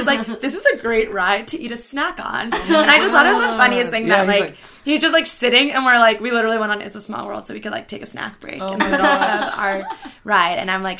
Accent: New York, United States; because I grew up in New York

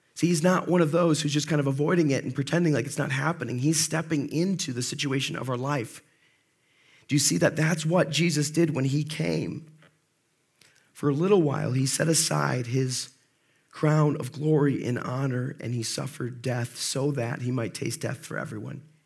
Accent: Monroe, United States; I grew up in Monroe

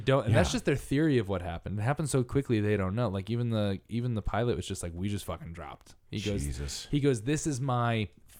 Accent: Connecticut, United States; Because there are ones even at my hometown theme park, hometown, you know, the closest one. It's called Lake Compounce in Connecticut.

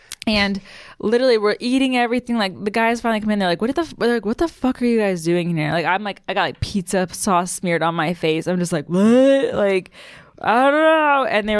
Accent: Maryland, United States; I'm from Maryland.

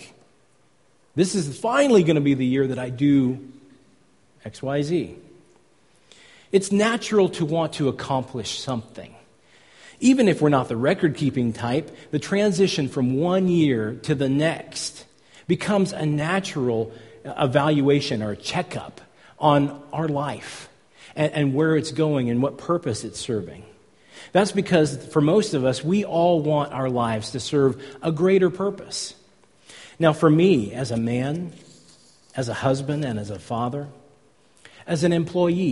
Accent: California, United States; I come from California

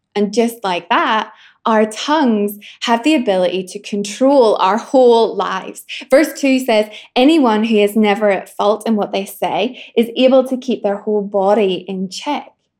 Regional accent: Northern Ireland, United Kingdom; I'm from Northern Ireland

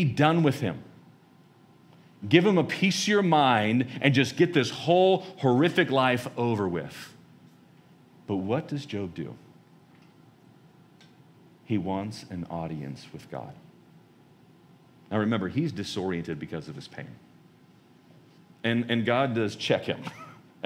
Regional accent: United States; as American Christians

